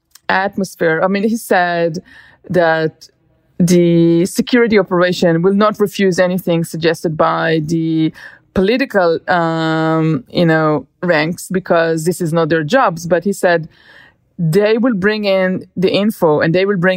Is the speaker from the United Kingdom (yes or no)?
no; Ramat HaSharon, Tel Aviv District, Israel; my hometown, Ramat HaSharon